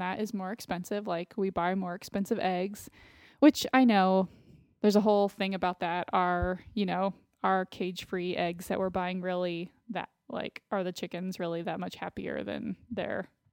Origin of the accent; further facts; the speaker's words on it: Austin, Texas, United States; moved away; living in Austin, my hometown